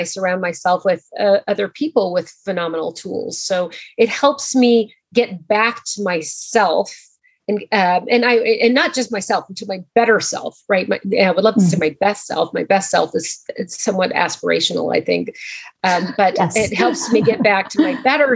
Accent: Montana, United States; moved away; I grew up in Montana, so I am a Montanan at heart

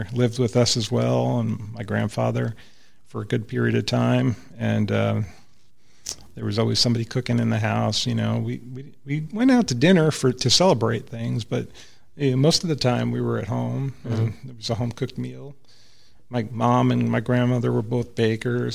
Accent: New Jersey, United States; moved away as an adult; also born or lived in Texas; now in Fort Worth, United States; I was born in New Jersey and lived there for, you know, good half of my life anyway. Yeah. So I'm from Jersey

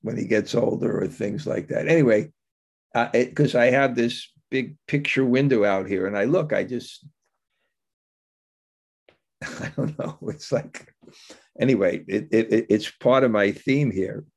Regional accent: New York City, New York, United States; I grew up in New York, in Bensonhurst, which was called the Little Italy of Brooklyn

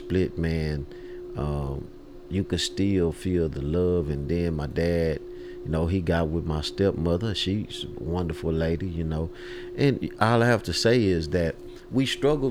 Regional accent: Houston, Texas, United States; I grew up in a neighborhood called Trinity Garden

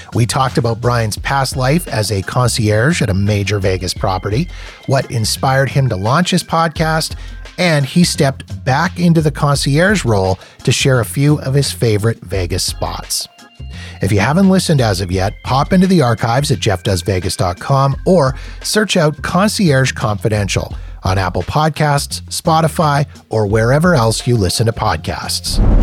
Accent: Winnipeg, Manitoba, Canada; I grew up in Winnipeg, Manitoba

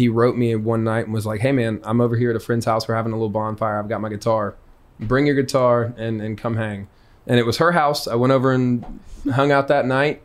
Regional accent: Flowery Branch, Georgia, United States; now in Houston, United States; I'm originally from Flowery Branch, Georgia. That's my hometown.

